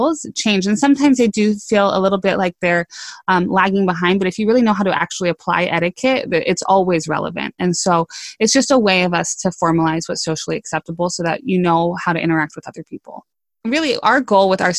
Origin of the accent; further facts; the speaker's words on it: West Coast, United States; I grew up on the West Coast.